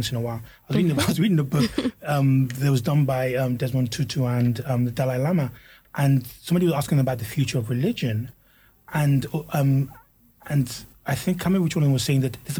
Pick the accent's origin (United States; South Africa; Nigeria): Nigeria; being Nigerian and being African, not even African, but Nigerian, is core to my culture.